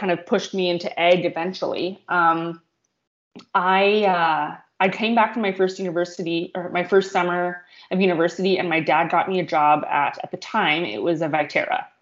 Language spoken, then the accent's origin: English; Morden, Manitoba, Canada; I grew up in Morden